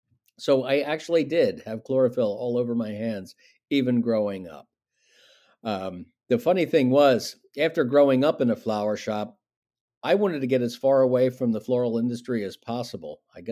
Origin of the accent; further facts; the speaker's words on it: Wilmington, Delaware, United States; I grew up in Wilmington, Delaware, which is in the very top of Newcastle County, the northernmost county of our three counties in Delaware, which is about, as the crow flies, probably 10 or 11 miles from Longwood. So right in the heart of the Delaware Valley.